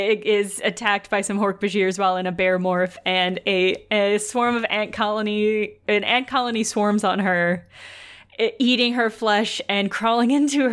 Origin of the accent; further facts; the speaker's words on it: rural Illinois, United States; we're from Illinois.